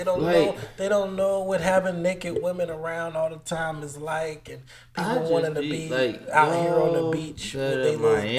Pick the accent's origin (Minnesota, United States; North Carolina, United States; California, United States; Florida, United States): Florida, United States